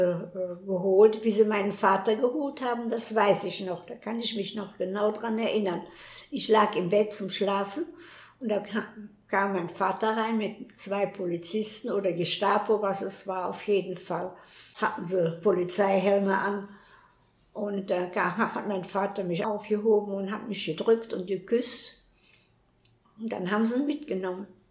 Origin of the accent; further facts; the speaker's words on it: Cologne, North Rhine-Westphalia, Germany; also born or lived in Weserbergland; ich bin 1932 in Köln geboren, in der Merwinger